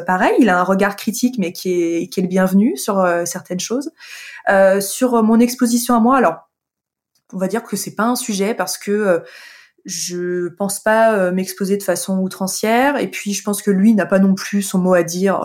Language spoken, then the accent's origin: French; Annecy, Auvergne-Rhône-Alpes, France; moved away; je suis originaire d'Annecy euh, depuis depuis tout toute petite, c'est une ville euh, que, que j'adore, que j'ai quittée, de, vers laquelle je suis revenue plus tard